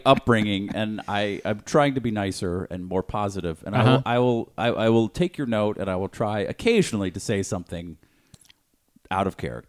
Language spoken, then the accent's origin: English; suburb of Boston, Massachusetts, United States; I grew up in a nice suburb of Boston